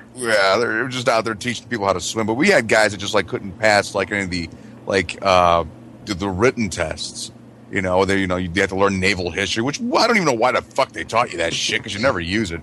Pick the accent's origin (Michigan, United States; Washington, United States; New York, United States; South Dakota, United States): Michigan, United States; moved away; when I went to junior high back in Michigan